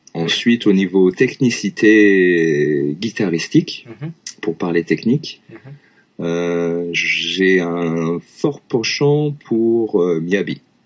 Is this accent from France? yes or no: yes; Lyon, Auvergne-Rhône-Alpes, France; moved away as an adult; also born or lived in Vienne, France; now in Japan; je suis originaire de Lyon